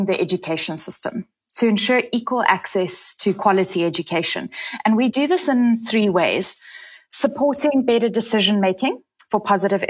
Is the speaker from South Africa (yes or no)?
yes; South Africa